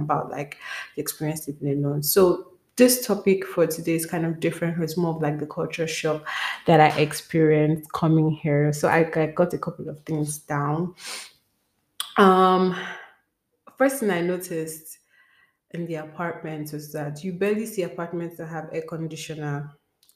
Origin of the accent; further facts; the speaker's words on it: Nigeria; moved away; as a Nigerian